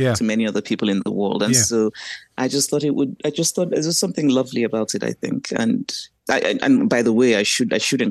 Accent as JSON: {"language": "English", "country": "Nigeria", "tie": "born or raised there", "said": "I grew up in Nigeria, grew up on a university campus"}